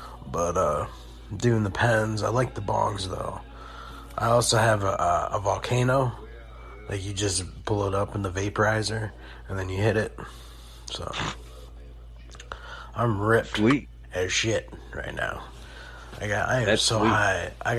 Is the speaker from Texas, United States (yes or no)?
no; Cleveland, Ohio, United States; Dog, I'm from Cleveland.